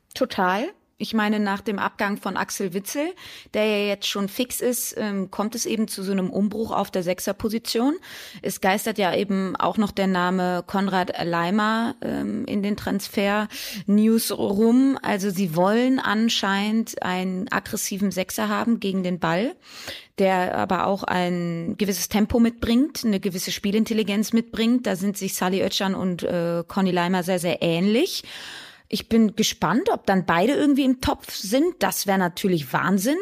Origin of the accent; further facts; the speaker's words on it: Cologne, North Rhine-Westphalia, Germany; ich bin in Köln geboren